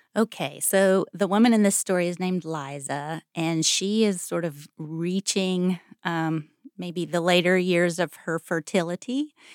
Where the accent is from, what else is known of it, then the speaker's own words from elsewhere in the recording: Greensboro, North Carolina, United States; I grew up in Greensboro.